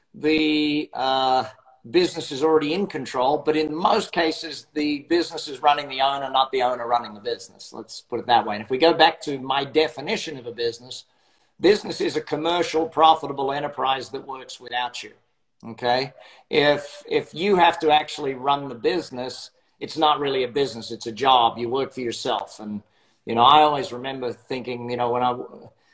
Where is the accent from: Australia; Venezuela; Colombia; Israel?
Australia; Brisbane, Queensland; accent: Australian; now in Las Vegas, United States; Australian by birth, now live in Las Vegas.